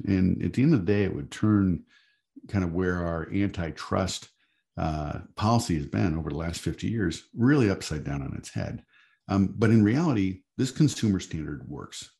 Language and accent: English; Michigan, United States; I'm from Michigan